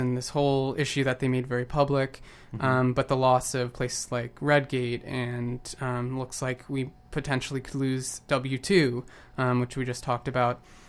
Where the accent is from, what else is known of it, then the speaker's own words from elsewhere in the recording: just outside of Portland, Oregon, United States; now in Vancouver, Canada; I grew up just outside of Portland